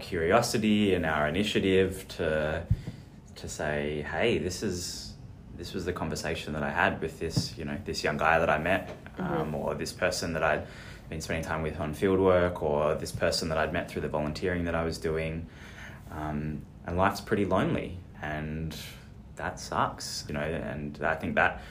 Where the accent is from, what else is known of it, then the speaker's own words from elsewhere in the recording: Perth, Western Australia, Australia; I'm a Perth local. I'm from Perth. I love Perth.